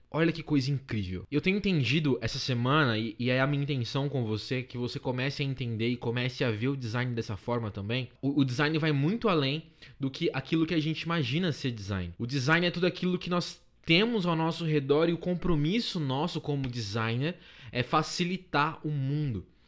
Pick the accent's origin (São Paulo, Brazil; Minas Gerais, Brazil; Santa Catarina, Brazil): São Paulo, Brazil; Paulista; eu sou paulista